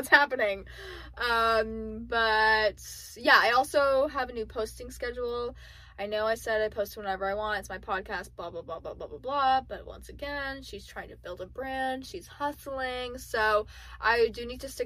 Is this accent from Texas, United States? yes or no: no; South Florida, United States; now in Central Florida, United States; I'm originally from South Florida. The beach was 10 minutes away.